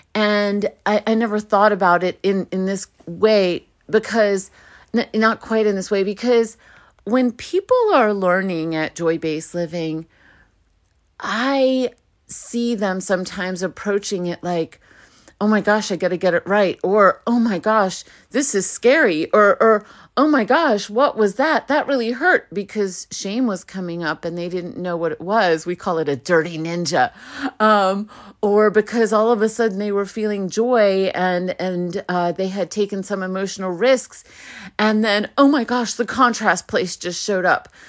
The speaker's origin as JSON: {"language": "English", "town": "New York City", "region": "New York", "country": "United States", "tie": "born or raised there", "first_language": "Hebrew", "second_language": "English", "said": "I was born in Brooklyn."}